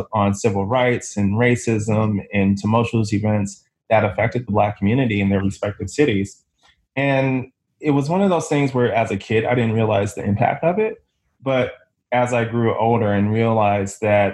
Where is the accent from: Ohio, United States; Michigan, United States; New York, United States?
Michigan, United States; Detroit; I'm originally from Detroit, and I've been a working journalist in several capacities there, and that's my hometown